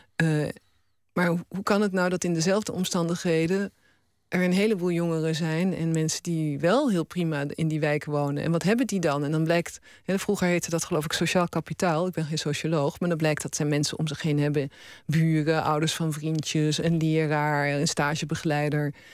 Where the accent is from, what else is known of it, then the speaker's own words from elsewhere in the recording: Roermond, Limburg, Netherlands; accent: Limburgish; moved away; dat ik Limburgs mag spreken, dat ik mij geworteld mag voelen in waar ik vandaan kom